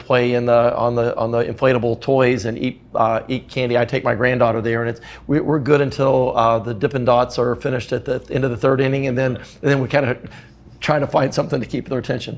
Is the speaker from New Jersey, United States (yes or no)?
no; Knoxville, Tennessee, United States; my hometown.